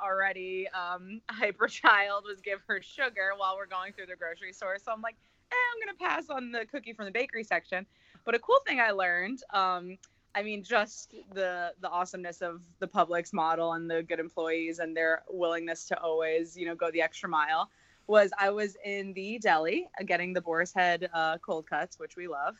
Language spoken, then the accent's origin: English; Florida, United States; we grew up in Florida